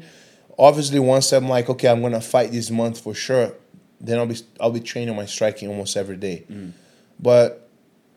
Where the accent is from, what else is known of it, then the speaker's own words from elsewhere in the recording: Brazil; moved away as an adult; now in Singapore; growing up in Brazil, I did 2 years of Muay Thai